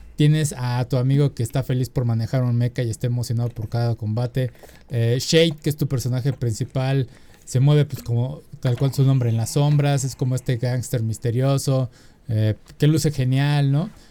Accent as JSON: {"language": "Spanish", "country": "Mexico", "said": "uno como mexicano necesita la visa"}